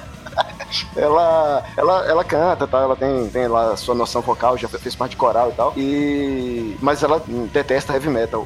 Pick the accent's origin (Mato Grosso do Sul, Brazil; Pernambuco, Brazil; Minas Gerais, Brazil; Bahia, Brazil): Bahia, Brazil; Salvador; cena metal de Salvador, de onde eu venho